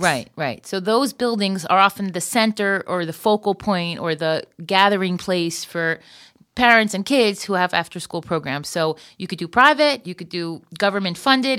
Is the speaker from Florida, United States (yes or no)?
yes; Florida, United States; moved away as an adult; now in Israel; I was from Florida